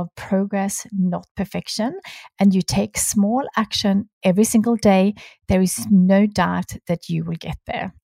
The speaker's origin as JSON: {"language": "English", "country": "Sweden", "moved": "yes", "said": "my home country being Sweden. I really wanted to be able to go home at least once a year to see my family"}